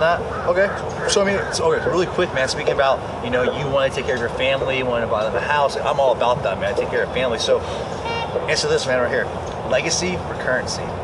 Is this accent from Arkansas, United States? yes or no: yes; Arkansas, United States; I'm actually here in Orlando, Florida, outside of my hometown, Arkansas